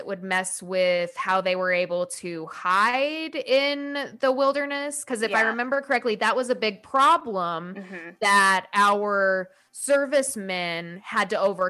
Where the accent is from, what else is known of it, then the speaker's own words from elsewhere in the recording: United States; growing up in American schools